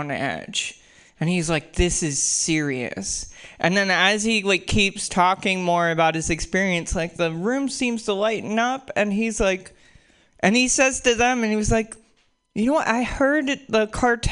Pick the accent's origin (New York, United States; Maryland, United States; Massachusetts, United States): Maryland, United States; Baltimore; moved away as an adult; now in Seattle, United States; I'm originally from Baltimore